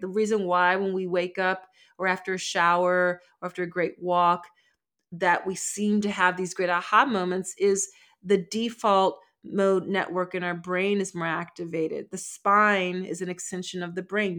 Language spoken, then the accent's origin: English; Philadelphia, Pennsylvania, United States; I'm from Philly